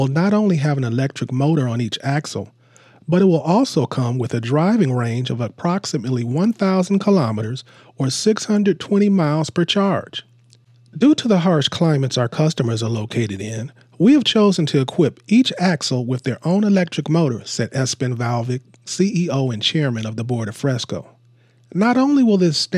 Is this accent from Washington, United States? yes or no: yes; Seattle, Washington, United States; my hometown, Seattle.